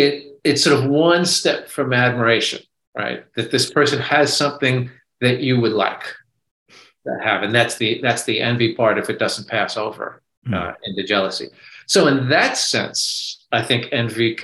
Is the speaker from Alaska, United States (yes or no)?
no; New York, United States; My father comes from the Midwest and I grew up in New York